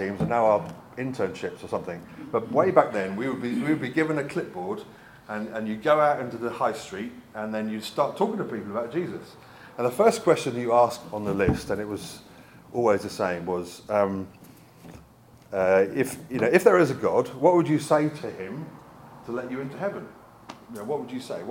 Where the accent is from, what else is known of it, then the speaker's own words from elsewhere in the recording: United Kingdom; also born or lived in Brighton / South Africa; now in Bristol, United Kingdom; I'm British